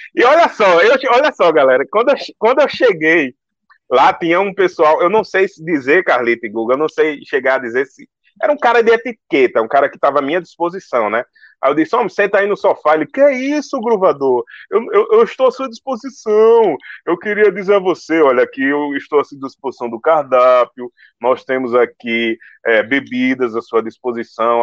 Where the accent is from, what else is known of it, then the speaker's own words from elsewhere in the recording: Northeast Region, Brazil; eu sou nordestino